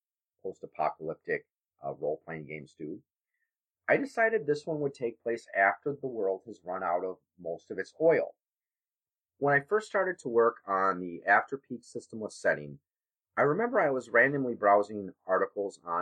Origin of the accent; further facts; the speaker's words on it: Wisconsin, United States; my home state of Wisconsin